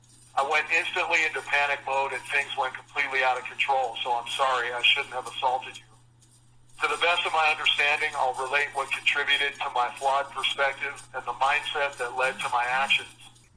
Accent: Alaska, United States; I was raised here in Alaska, and after those years, I felt like the trash that blows in the wind around the ankles of normal people as they live their lives.

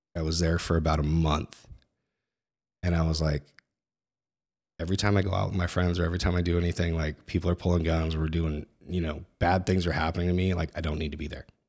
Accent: Northern California, United States; I grew up in Northern California in, you know, the eighties and nineties

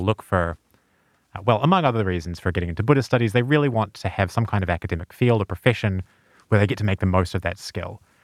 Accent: New Zealand; moved away; I'm from New Zealand.

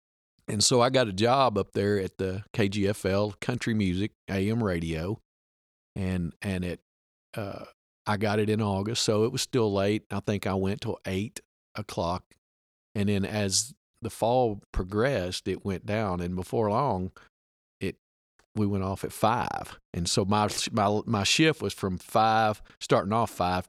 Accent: Bee Branch, Arkansas, United States; I'm … number two. My dad's Sammy … number one. He was on the show several podcasts back. I was born and raised right here in Bee Branch, Arkansas. Graduated from Southside High School back in 1984.

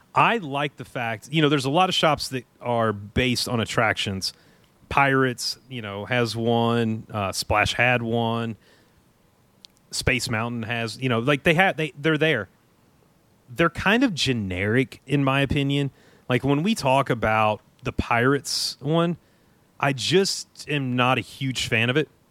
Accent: Elizabethtown, Kentucky, United States; I grew up in Elizabethtown, Kentucky

